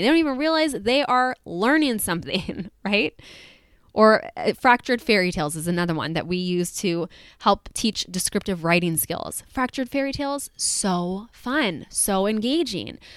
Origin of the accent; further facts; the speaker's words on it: California, United States; as a Californian